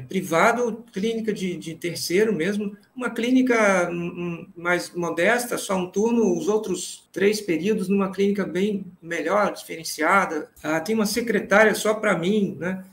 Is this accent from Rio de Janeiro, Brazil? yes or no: no; Vitória, Espírito Santo, Brazil; moved away as an adult; also born or lived in Catanduva / São Paulo; Eu sou de Vitória, no Espírito Santo, formei por lá, pela Santa Casa